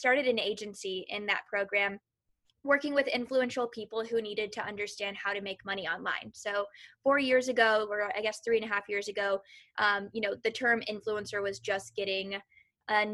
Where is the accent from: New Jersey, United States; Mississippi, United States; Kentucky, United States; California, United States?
Kentucky, United States; moved away as an adult; also born or lived in San Francisco; now in Los Angeles, United States; I'm originally from Kentucky. So I am a Southern girl at heart, through and through